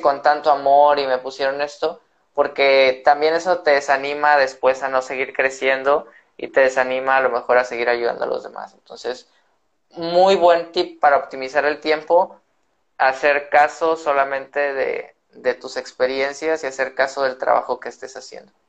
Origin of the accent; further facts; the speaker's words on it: northern Mexico, Mexico; somos norteños